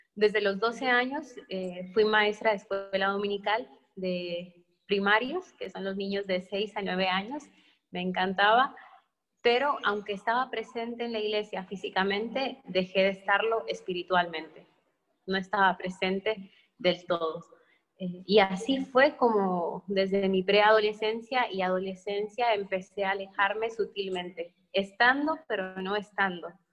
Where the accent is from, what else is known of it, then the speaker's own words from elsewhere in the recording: Mexico; éramos muchos de México y era todo un edificio lleno de mexicanos